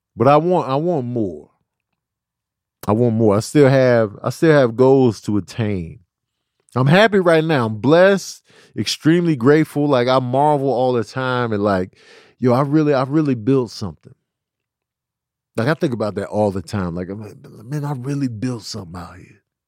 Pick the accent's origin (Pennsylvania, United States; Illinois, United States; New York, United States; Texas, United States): Illinois, United States; Chicago; moved away; also born or lived in New Mexico; growing up in Chicago and then moving to New Mexico